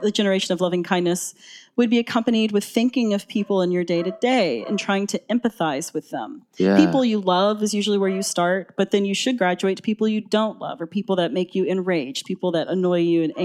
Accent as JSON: {"language": "English", "town": "Atlanta", "region": "Georgia", "country": "United States", "also_born_or_lived": "Boston", "said": "I'm from Atlanta, but I'd moved to Boston."}